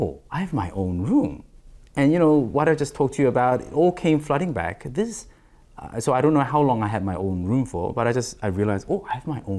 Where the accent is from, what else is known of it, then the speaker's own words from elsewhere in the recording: Australia; Growing up in Australia during my adolescence and then my teens, I didn't have a room to call my own